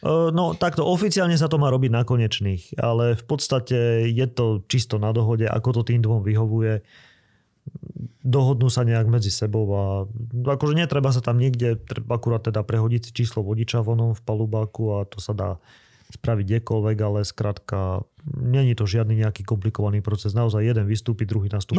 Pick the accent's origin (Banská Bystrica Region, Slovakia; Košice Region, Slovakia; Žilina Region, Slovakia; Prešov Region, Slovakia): Žilina Region, Slovakia; Liptovský Mikuláš; moved away as an adult; also born or lived in Norway / Bratislava; ja som v tom vyrastal proste, u nás v Mikulaši